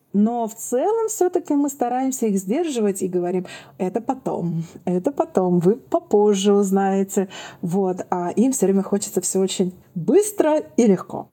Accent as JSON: {"language": "Russian", "region": "Saint Petersburg", "country": "Russia", "said": "я из Петербурга"}